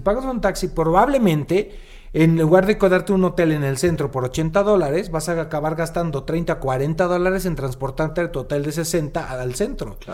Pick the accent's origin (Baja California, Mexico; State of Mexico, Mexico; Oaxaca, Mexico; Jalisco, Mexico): Jalisco, Mexico; moved away; cerca de mi pueblo, yo soy Jalisco